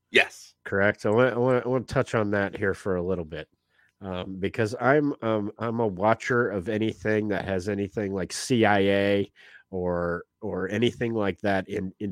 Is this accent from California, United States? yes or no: no; Jacksonville, Florida, United States; Oh, I'm from Jacksonville, Jacksonville, born and raised.